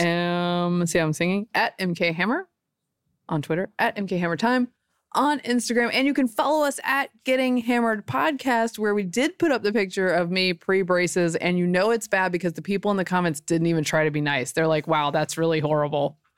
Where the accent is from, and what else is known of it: Butner, North Carolina, United States; born or raised there